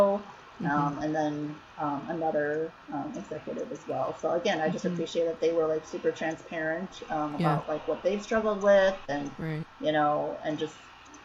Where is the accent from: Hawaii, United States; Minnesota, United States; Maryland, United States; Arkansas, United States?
Minnesota, United States; moved away as an adult; also born or lived in Long Beach, California; now in San Francisco Bay Area, United States; I moved there from Minnesota, where I grew up